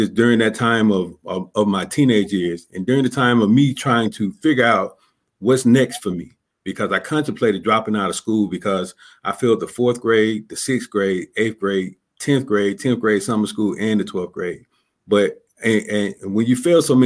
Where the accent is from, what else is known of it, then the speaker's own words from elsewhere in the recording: Columbus, Georgia, United States; now in Clarksville, United States; I'm originally from Columbus, Georgia. I grew up in a low income, single parent home, gang and drug infested neighborhood